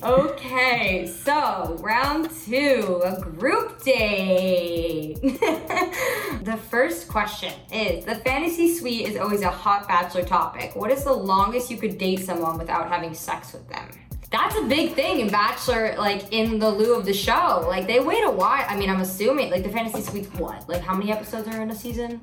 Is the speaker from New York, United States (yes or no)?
yes; New York City, New York, United States; I'm from New York City